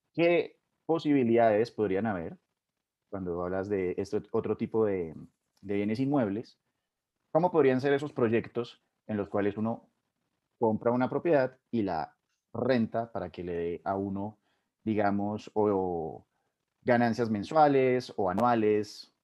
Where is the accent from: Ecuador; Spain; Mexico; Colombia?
Colombia; uno como colombiano